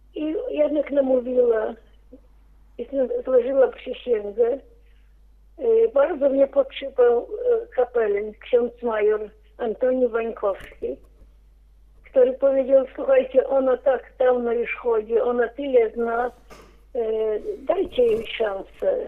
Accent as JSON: {"language": "Polish", "area": "Paciewicze, Wołkowysk county", "region": "Grodno Region", "country": "Belarus", "tie": "born or raised there", "lives_now": "Grodno, Belarus", "said": "urodziłam się piękna wieś Paciewicze. Wolkowyski powiat był przed wojną."}